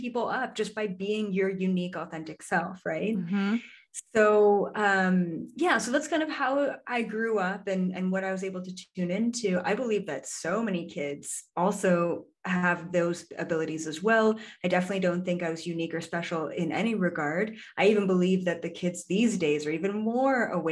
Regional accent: Canada; moved away; I'm Canadian originally

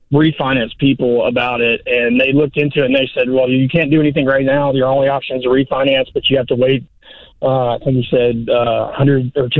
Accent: Tennessee, United States; moved away as an adult; we're originally from Tennessee, but we haven't lived there in over 15 years

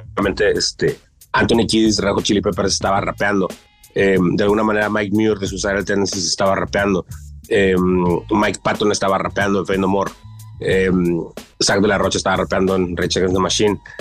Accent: northern Mexico, Mexico; la escena acá en, en, el norte

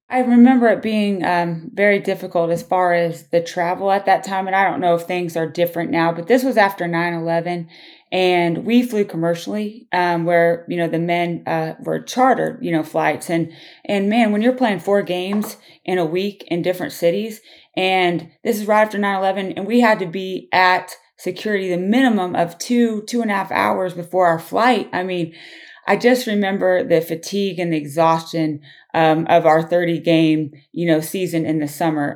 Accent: Claflin, Kansas, United States; moved away; growing up in Claflin is a huge reason, um, why I'm here today

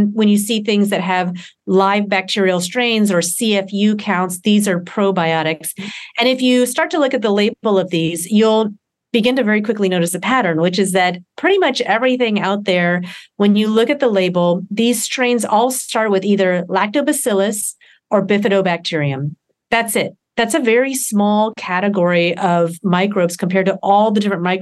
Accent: Deep South, United States; I grew up in the Deep South

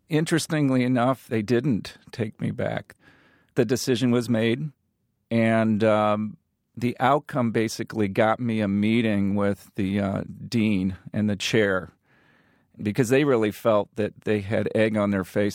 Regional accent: Morton, Illinois, United States; I grew up in Morton.

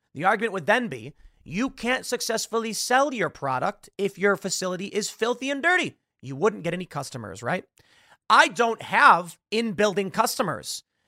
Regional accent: United States; I'm an American

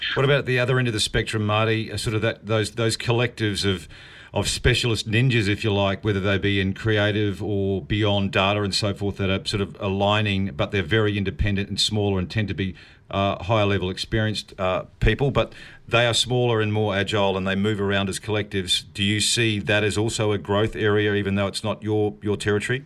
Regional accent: New Zealand; I am a New Zealander

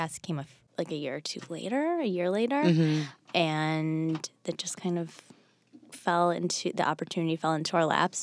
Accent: Bloomfield Hills, Michigan, United States; Outside of Detroit.

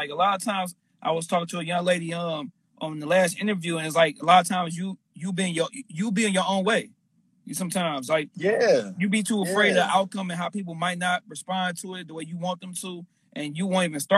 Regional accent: Michigan, United States; I'm from Michigan

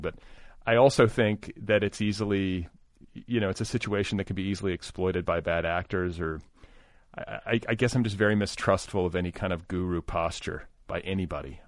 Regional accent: Indiana, United States; I was raised in Indiana

